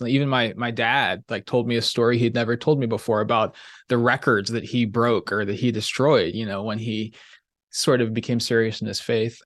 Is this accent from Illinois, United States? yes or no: no; Kansas City, Missouri, United States; I grew up in the Midwest in Kansas City